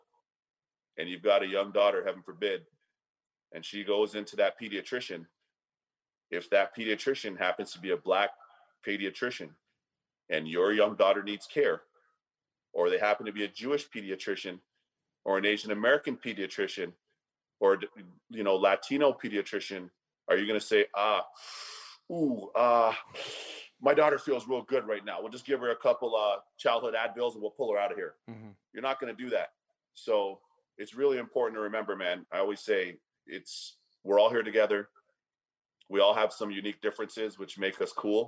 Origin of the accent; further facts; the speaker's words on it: Toronto, Ontario, Canada; moved away as an adult; now in United States; my hometown of Toronto